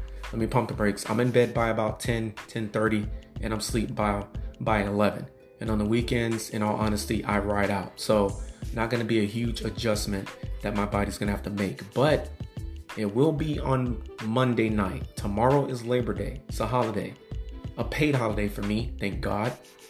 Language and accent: English; Waynesboro, Mississippi, United States; born there; also born or lived in Georgia / Florida; I was born in Waynesboro, Mississippi, went to Georgia